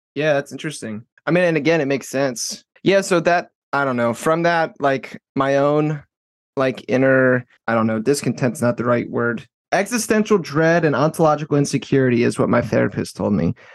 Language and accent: English; Baltimore, Maryland, United States; also born or lived in South Florida; I'm from Maryland, uh, Baltimore.